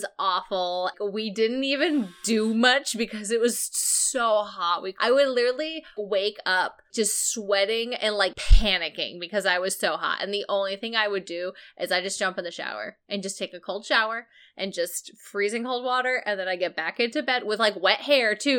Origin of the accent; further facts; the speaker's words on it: Maine, United States; moved away; I grew up in Maine